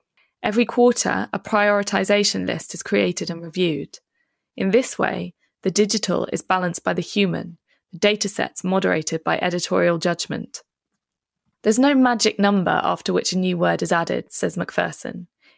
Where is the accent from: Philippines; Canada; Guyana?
Philippines; born there; I think there were more people in the town where I was born in the Philippines.